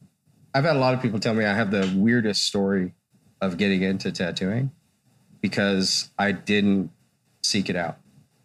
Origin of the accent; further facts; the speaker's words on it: Hesperia, California, United States; also born or lived in Missouri / Texas / Los Angeles; I was born in Missouri, and I lived in Texas for a while, and then I moved to LA when I was a young teenager, and then to Hesperia. And then I kind of spent a lot of time there.